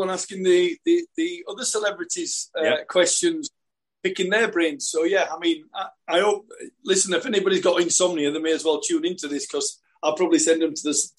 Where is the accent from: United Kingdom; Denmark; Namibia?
United Kingdom; Sheffield, Yorkshire and the Humber; moved away as an adult; also born or lived in Malta; now in South Africa; Being a Yorkshireman